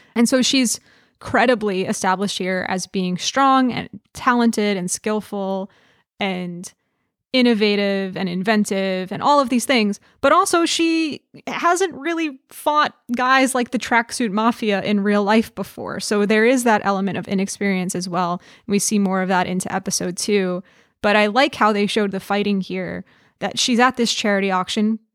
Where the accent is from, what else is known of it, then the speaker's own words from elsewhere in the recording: New York, United States; I grew up in New York, and so I've, not in the city itself